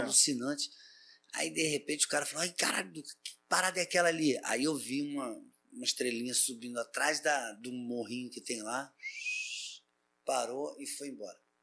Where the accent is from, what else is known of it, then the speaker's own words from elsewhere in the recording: Silva Jardim, Rio de Janeiro, Brazil; eu fui criado numa fazenda, né, lá em Silva Jardim